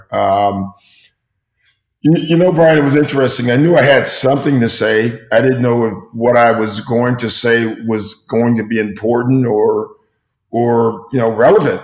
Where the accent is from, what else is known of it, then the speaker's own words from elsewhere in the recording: Chicago, Illinois, United States; growing up in Chicago